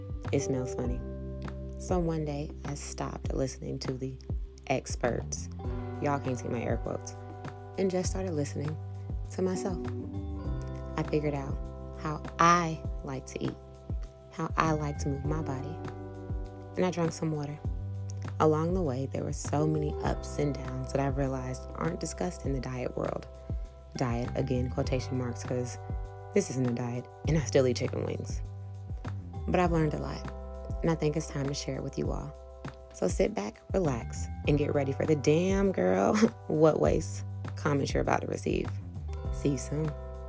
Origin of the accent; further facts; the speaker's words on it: the South, United States; I grew up in the South